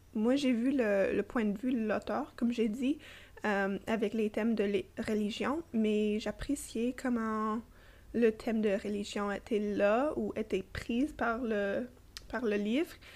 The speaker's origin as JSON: {"language": "French", "town": "Toronto", "region": "Ontario", "country": "Canada", "tie": "born or raised there", "first_language": "English", "second_language": "French", "lives_now": "Ottawa, Canada", "said": "née et grandie à Toronto, j'habite et travaille à Ottawa"}